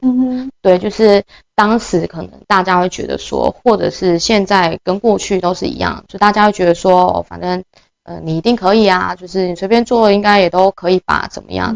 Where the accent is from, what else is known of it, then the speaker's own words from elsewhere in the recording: Taitung County, Taiwan; moved away; 希望把它带回就是我的家乡台东这样